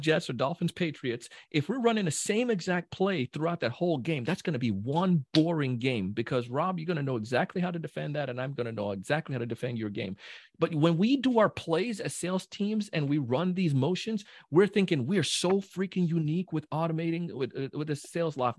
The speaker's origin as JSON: {"language": "English", "country": "Jamaica", "said": "I'm a Jamaican, so, you know, big Jamaican"}